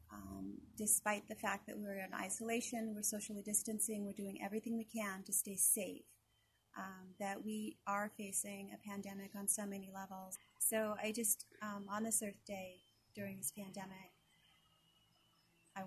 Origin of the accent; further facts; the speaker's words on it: Confederated Salish and Kootenai Tribes, Montana, United States; I come from the Confederate Salish and Kootenai tribes